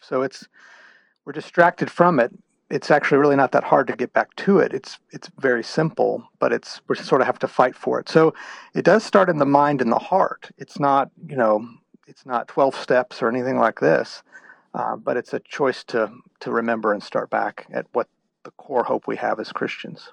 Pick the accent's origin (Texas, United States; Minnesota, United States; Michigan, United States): Texas, United States; Houston; moved away; I'm originally from the state of Texas. Um, I grew up in the Houston area